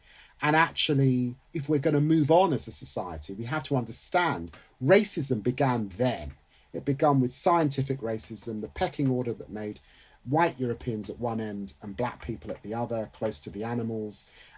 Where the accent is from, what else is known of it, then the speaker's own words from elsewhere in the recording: England, United Kingdom; I'm not just British, by the way, I'm English. And I demand that. My sense of humour is English.